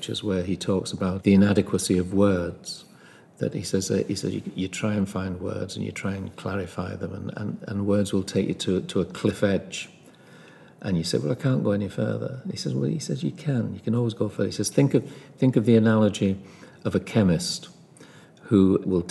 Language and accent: English; Liverpool, North West England, United Kingdom; I'm from Liverpool